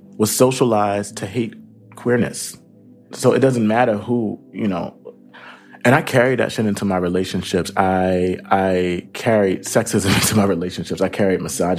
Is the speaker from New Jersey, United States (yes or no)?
yes; Camden, New Jersey, United States; I grew up in Camden, New Jersey. Shout out to home in the hood.